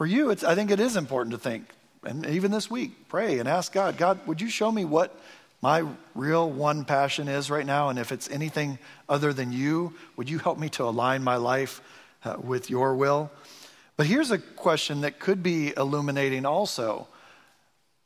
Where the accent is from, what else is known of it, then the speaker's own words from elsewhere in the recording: Michigan, United States; I'm from Michigan, so I'm a Detroit Pistons fan